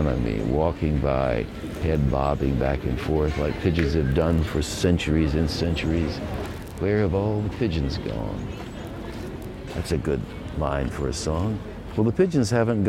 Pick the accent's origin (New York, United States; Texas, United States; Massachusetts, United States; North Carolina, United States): North Carolina, United States; Asheville; growing up on Brevard Road in Asheville, North Carolina